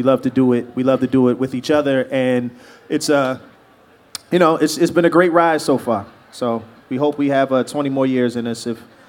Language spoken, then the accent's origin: English; Philadelphia, Pennsylvania, United States; moved away as an adult; now in Los Angeles, United States; I'm from Southwest Philadelphia